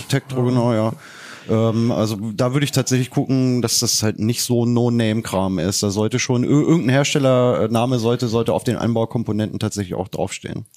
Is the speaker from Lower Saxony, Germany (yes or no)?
yes; Leine-Weser Uplands, Lower Saxony, Germany; moved away; ich komme ja aus dem Leineweser-Bergland